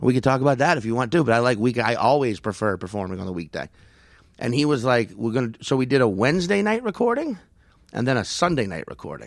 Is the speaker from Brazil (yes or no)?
no; New York, United States; I'm from New York